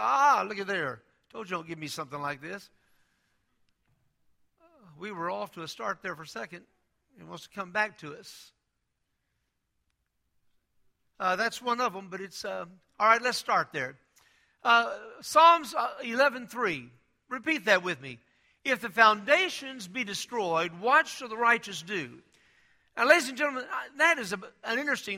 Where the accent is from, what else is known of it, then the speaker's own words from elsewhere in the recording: Texas, United States; I'm from Texas